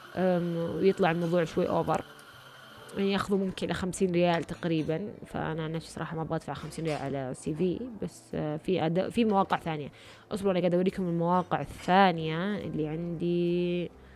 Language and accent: Arabic; Riyadh, Riyadh Province, Saudi Arabia; أنا من الرياض